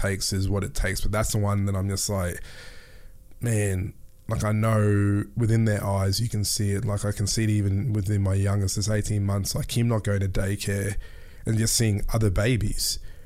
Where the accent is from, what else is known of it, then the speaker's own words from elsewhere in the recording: Mackay, Queensland, Australia; also born or lived in Melbourne; I grew up in North Queensland too, in Mackay.